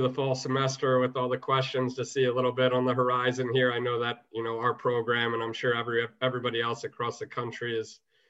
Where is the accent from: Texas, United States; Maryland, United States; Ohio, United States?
Maryland, United States; I grew up in Maryland, so I was really fortunate, you know, to grow up in one of the major lacrosse hotbeds